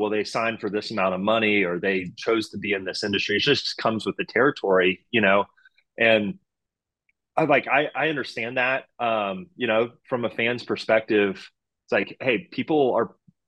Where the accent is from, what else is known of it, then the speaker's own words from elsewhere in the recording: Houston, Texas, United States; I'm from Houston. It's my hometown team. You know, I grew up going to Astros games when I was, you know, playing Little League baseball here